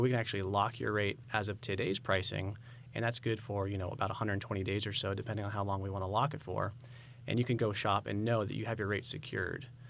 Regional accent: San Diego, California, United States; moved away as an adult; now in Idaho, United States; So originally, I'm from California. We moved here in twenty twenty, uh, from San Diego.

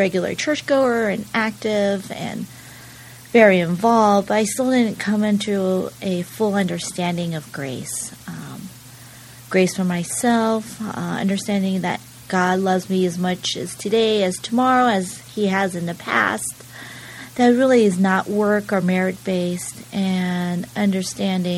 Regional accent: San Jose, California, United States; moved away as an adult; also born or lived in Berkeley, California / New York; now in San Diego, United States; I grew up in glamorous San Jose, California.

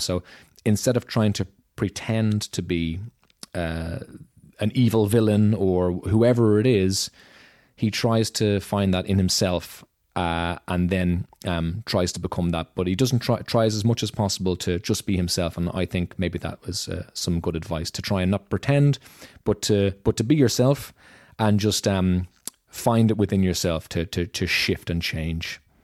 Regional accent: Dublin, Leinster, Ireland; moved away as an adult; now in Germany; I'm from Dublin, Ireland

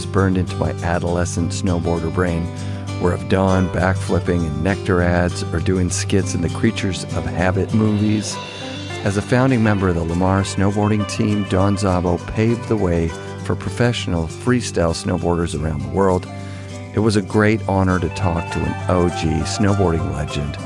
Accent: Canada; I'm from Canada

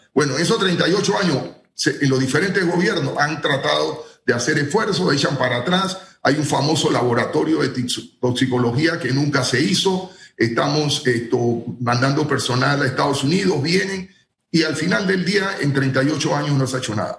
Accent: Panama

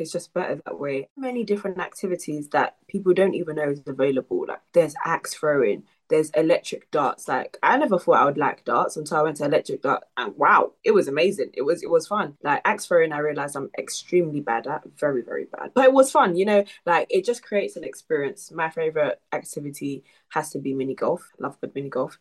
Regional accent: Nigeria; I'm Nigerian

